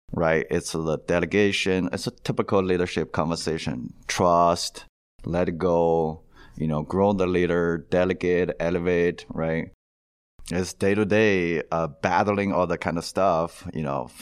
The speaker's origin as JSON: {"language": "English", "country": "China", "moved": "as an adult", "lives_now": "United States", "said": "originally I'm from China, went to the dental school"}